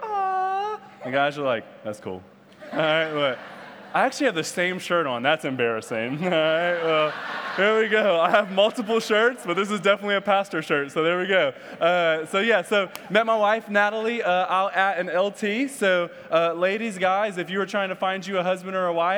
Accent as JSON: {"language": "English", "town": "Detroit", "region": "Michigan", "country": "United States", "moved": "yes", "lives_now": "Austin, United States", "said": "I am originally from Detroit, Michigan, home of cars and murder."}